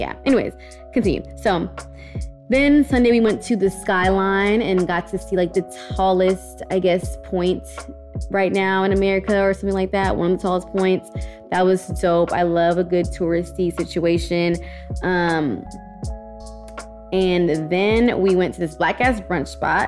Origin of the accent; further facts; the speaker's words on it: Houston, Texas, United States; we're all from Houston